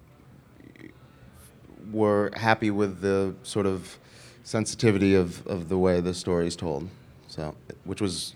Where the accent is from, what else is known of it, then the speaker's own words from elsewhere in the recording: New York, United States; also born or lived in Los Angeles; I'm from New York